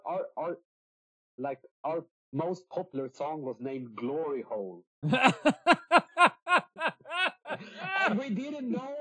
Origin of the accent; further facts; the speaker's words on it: Sweden; accent: Swedish; English is a second language; also born or lived in Singapore; I grew up in Sweden